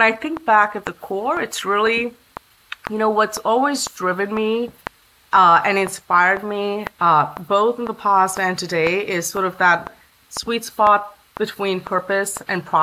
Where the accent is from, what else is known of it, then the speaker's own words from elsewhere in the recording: Bangalore, Karnataka, India; also born or lived in Chennai / Kerala / Mumbai / Ahmedabad; now in Bay Area, United States; I was born in Chennai, which is in South India, and that's where my grandparents lived, although my hometown is Kerala. And I spent my formative years in Mumbai for a short bit, in Ahmedabad, and then Chennai before we settled down in Bangalore around the time I was four